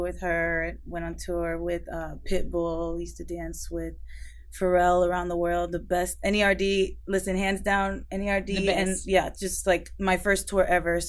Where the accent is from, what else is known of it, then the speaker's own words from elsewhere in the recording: Miami, Florida, United States; moved away as an adult; also born or lived in Los Angeles; now in Atlanta, United States; I was born and raised in Miami, went to LA, and now I'm in Atlanta